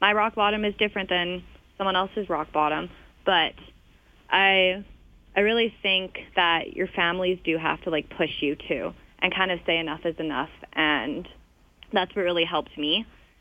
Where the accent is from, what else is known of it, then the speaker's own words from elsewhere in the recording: Vancouver, British Columbia, Canada; moved away as an adult; now in Calgary, Canada; I'm from Vancouver, but I moved to Calgary 2 years ago.